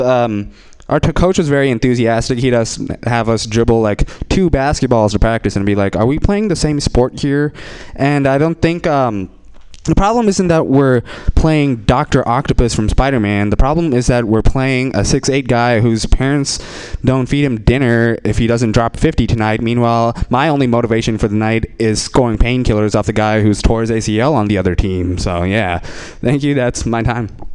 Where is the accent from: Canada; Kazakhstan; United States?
United States; Bay Area, California; English is a second language; born and raised, no, raised in the Bay Area